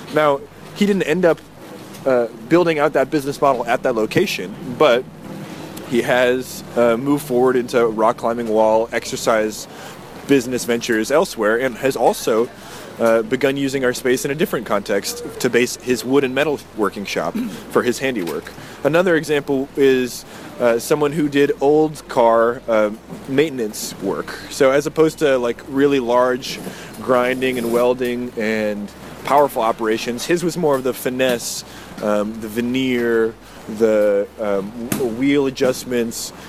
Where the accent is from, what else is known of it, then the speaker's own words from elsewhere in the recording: New Hampshire, United States; moved away as an adult; now in San Antonio, United States; I grew up in New Hampshire.